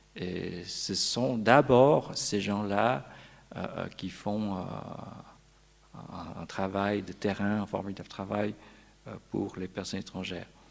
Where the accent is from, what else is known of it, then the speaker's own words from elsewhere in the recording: Vaud, Switzerland; Chez nous, en Pays de Vaud